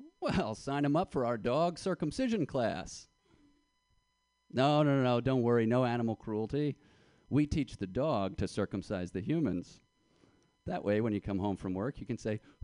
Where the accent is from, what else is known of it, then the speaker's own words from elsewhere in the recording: Yonkers, New York, United States; now in Brooklyn, United States; I'm from Yonkers, New York